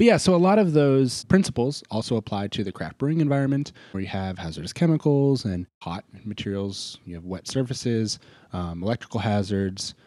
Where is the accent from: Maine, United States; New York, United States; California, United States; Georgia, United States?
Maine, United States; also born or lived in Boston; now in Tennessee, United States; I grew up in Maine